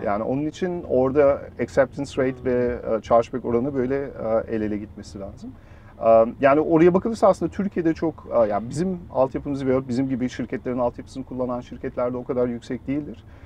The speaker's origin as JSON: {"language": "Turkish", "country": "Germany", "tie": "born or raised there", "moved": "as an adult", "lives_now": "Turkey", "said": "bütün hayatım aslında Almanya'da doğdum, büyüdüm."}